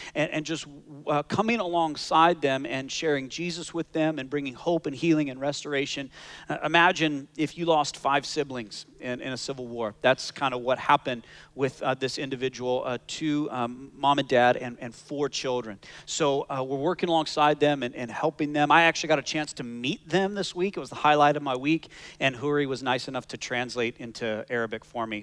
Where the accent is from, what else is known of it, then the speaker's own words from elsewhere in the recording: Canada; now in Scottsdale, United States; I am as Canadian as they come